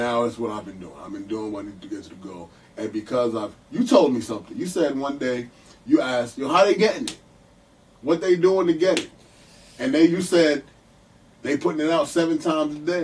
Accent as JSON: {"language": "English", "region": "New York", "country": "United States", "tie": "born or raised there", "said": "I grew up in New York, early life with like young Jewish white kids"}